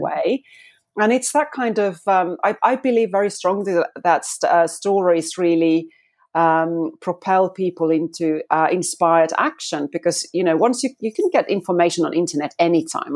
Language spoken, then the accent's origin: English; Finland; moved away as an adult; now in United Kingdom; I'm actually now in the U K, but I'm a Fi-, from Finland.